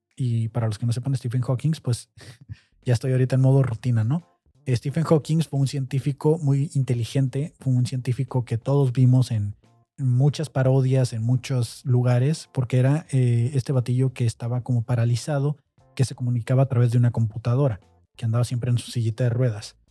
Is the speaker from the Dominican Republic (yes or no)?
no; Mexico; nosotros como mexicanos